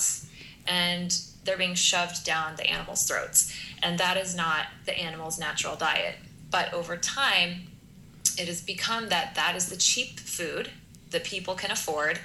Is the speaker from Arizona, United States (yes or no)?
no; Kansas, United States; as a Kansas girl, I have a lot of experience with factory farms. So my entire youth driving across the state of Kansas